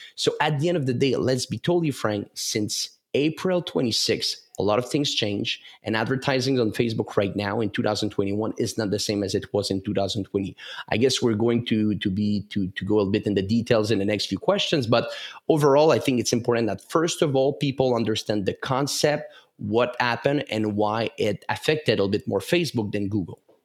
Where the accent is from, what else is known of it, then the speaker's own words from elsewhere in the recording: Canada; English is a second language; I'm from the French part of Canada. So maybe that's why of my accent.